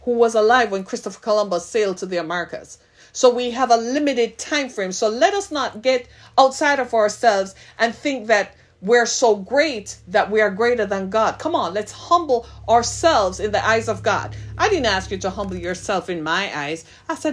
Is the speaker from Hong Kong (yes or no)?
no; Jamaica; now in Detroit, United States; I am Jamaican by birth, by ethnicity.